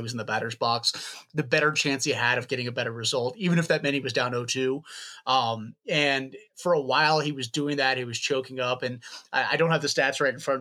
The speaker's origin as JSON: {"language": "English", "town": "Lexington", "region": "Kentucky", "country": "United States", "tie": "born or raised there", "said": "I grew up in Lexington, Kentucky, just like an hour south of Cincinnati"}